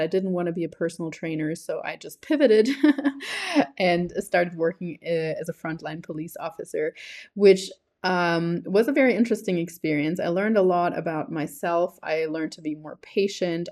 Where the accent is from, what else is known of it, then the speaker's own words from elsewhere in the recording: Germany; also born or lived in New Zealand; now in Colombia; I am originally from Germany. I have lived there until two thousand nine, but then moved to New Zealand until two thousand nineteen.